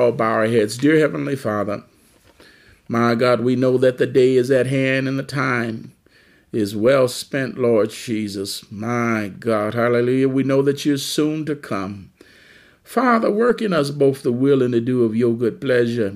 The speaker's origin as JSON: {"language": "English", "town": "Detroit", "region": "Michigan", "country": "United States", "tie": "born or raised there", "said": "I grew up in the Motor City"}